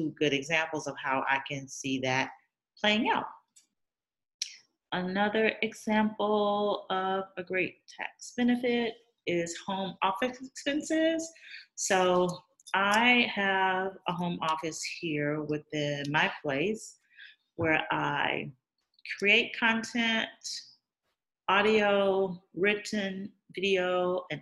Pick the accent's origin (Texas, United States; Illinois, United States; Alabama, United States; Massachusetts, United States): Alabama, United States; moved away; I am from Alabama, when I come to visit my family and friends